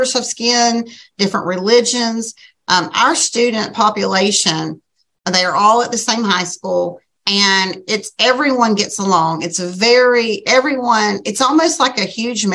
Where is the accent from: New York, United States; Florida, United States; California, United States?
Florida, United States; Glades County; I was raised in Glades County